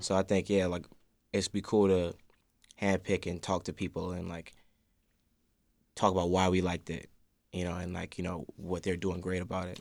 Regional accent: Chicago, Illinois, United States; I'm from Hyde Park

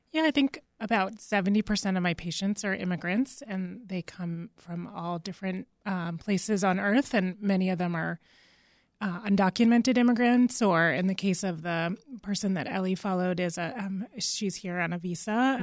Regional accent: Massachusetts, United States; moved away; I'm originally from Massachusetts

